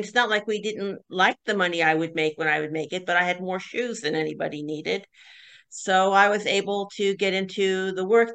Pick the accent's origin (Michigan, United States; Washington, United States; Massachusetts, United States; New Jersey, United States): New Jersey, United States; Mount Holly; I grew up in Mount Holly, New Jersey